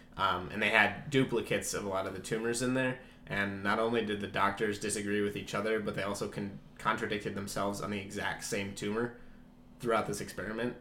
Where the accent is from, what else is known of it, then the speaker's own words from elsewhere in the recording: Iowa, United States; we're both from Iowa. We're a couple